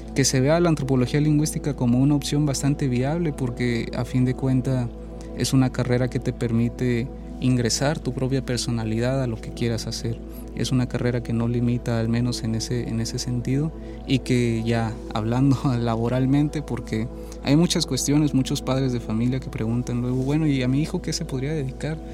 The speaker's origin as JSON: {"language": "Spanish", "region": "Chiapas", "country": "Mexico", "moved": "as an adult", "said": "soy de Chiapas, entonces de Chiapas pude venir aquí, pude estudiar"}